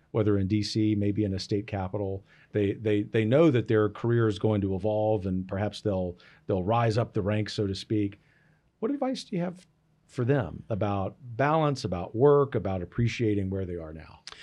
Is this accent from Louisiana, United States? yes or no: yes; Gulf Coast, Louisiana, United States; moved away; an outdoor outfitter in my hometown in the Gulf Coast